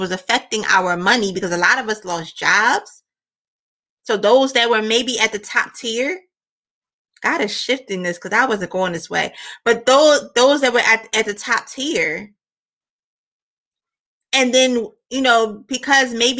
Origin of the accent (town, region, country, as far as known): United States; born or raised there